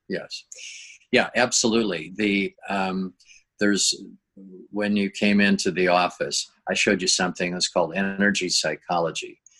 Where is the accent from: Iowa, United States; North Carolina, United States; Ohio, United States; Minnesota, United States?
Minnesota, United States; moved away as an adult; now in La Jolla, United States; I grew up in Minnesota